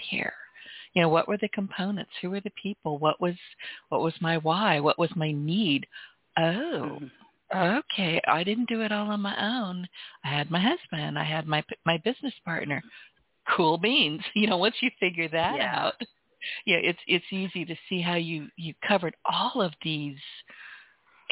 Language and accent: English; San Francisco Bay Area, California, United States; moved away as an adult; now in Southwest Louisiana, United States; I was born and raised in the Bay Area